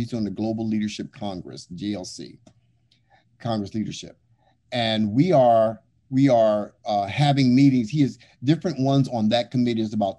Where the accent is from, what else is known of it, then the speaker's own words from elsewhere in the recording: Kenya; I mean, I'm from Kenya.